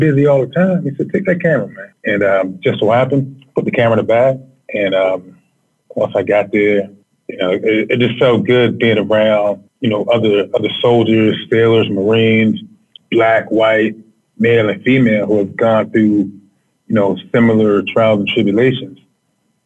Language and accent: English; Baltimore, Maryland, United States; moved away as an adult; now in Washington, D.C., United States; I'm born and raised in Baltimore.